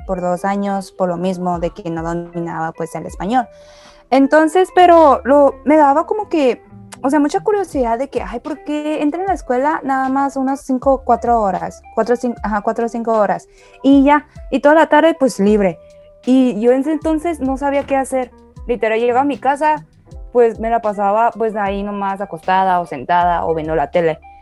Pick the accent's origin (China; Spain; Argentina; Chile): China; now in Mexico; yo nací en China, pero con la diferencia de que pues yo pasé toda mi primaria allá.